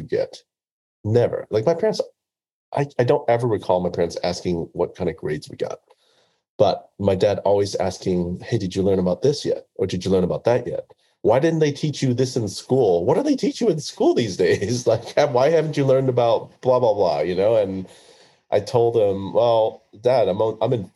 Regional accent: Oklahoma City, Oklahoma, United States; also born or lived in Vietnam; I grew up in the Midwest in Oklahoma City

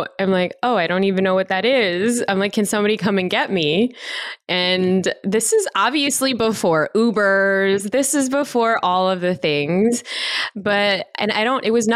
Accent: Chicago, Illinois, United States; I was born and raised in Chicago

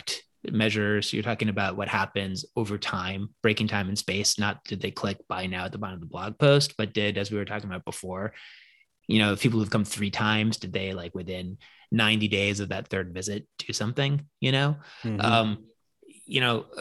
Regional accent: Newton, Massachusetts, United States; I grew up in Newton, which is like one of the, like the first ring of Western suburbs outside

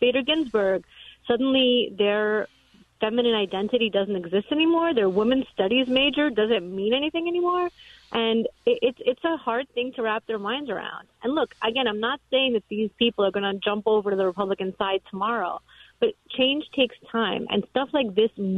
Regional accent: New York City, New York, United States; moved away as an adult; also born or lived in Soviet Union; now in Florida, United States; I was raised in Brooklyn

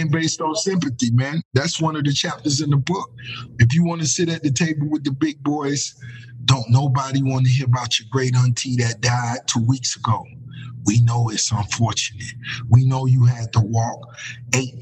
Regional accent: Miami, Florida, United States; growing up in Miami

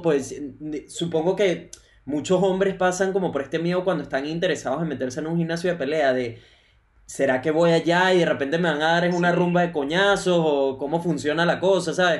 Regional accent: Venezuela; now in Brisbane, Australia; soy un venezolano que vive en Brisbane, Australia

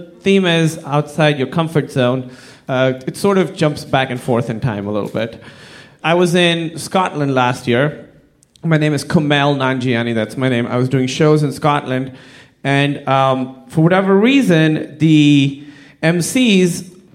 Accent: Pakistan; I'm from Pakistan

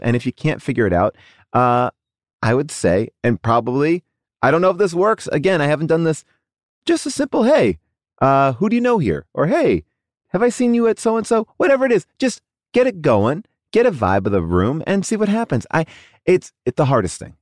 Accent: New York, United States; now in Los Angeles, United States; I grew up on the East Coast. I had an above-the-ground pool. We were not wealthy. Um, and we loved that above the ground pool. We lived in New York

